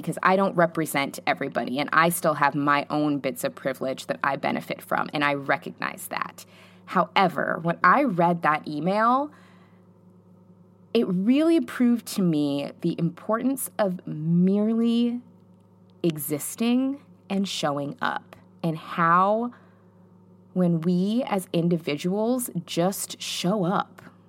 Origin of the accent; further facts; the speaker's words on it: New York City, New York, United States; I'm a Latina from New York City, and all of my close friends are multicultural.